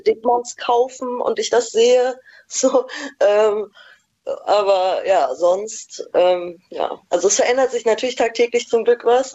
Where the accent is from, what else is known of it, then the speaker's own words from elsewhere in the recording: East Germany, Germany; moved away; ich komme auch ursprünglich aus dem Osten